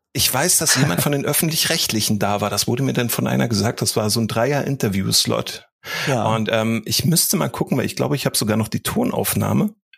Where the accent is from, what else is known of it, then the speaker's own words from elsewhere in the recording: Berlin, Germany; moved away; also born or lived in Dresden; Also ich bin ja in Berlin groß geworden und erst später nach Dresden gezogen